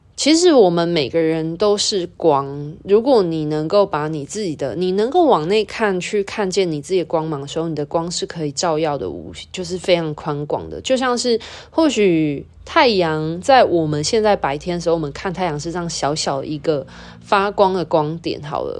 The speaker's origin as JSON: {"language": "Chinese", "country": "Taiwan", "said": "像我们都在台湾或华人的文化土生土长"}